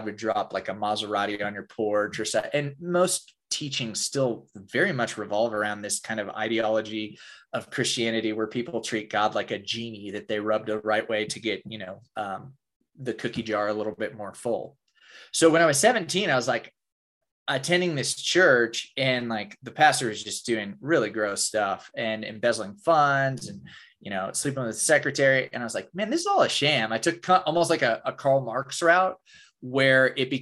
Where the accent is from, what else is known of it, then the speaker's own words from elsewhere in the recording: Oklahoma, United States; I grew up in Oklahoma in the buckle of the Bible Belt